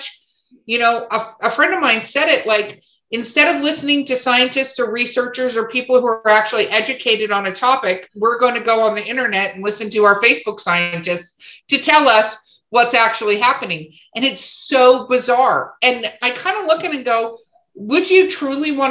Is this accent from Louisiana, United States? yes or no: no; Los Angeles, California, United States; I grew up in Hollywood, California